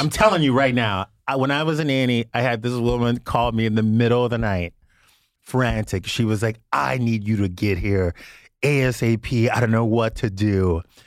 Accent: Louisiana, United States; also born or lived in West Hollywood, Los Angeles; now in Los Angeles, United States; growing up in Louisiana, you know, I was a church girl for a long time, and then moving to West Hollywood in Los Angeles

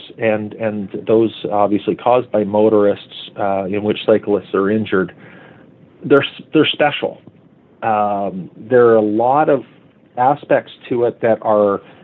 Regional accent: Hamilton, Ontario, Canada; my hometown in Hamilton

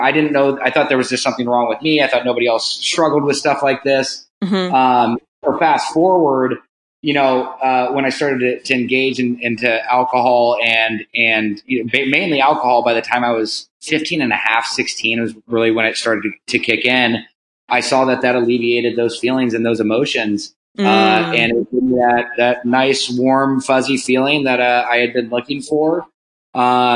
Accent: Laguna Beach, California, United States; grew up in Laguna Beach, California. Born and raised, you know, a Southern California boy

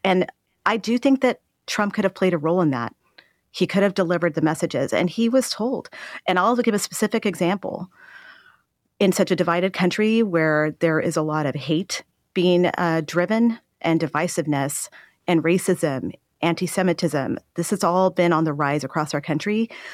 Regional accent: El Paso, Texas, United States; I am from Texas. I saw my hometown of El Paso go through a very dark time

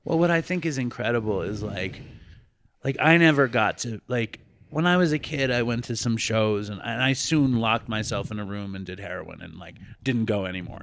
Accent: New York City, New York, United States; I grew up in Manhattan

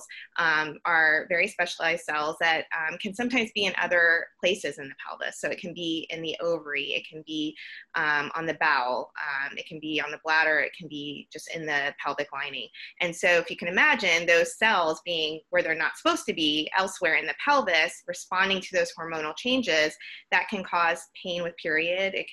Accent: Georgia, United States; now in Houston, United States; I'm originally from Georgia

